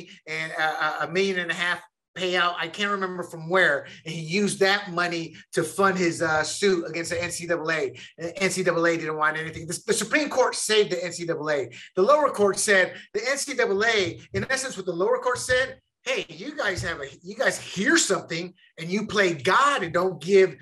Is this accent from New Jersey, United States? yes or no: no; North Carolina, United States; I grew up in North Carolina. We moved to North Carolina.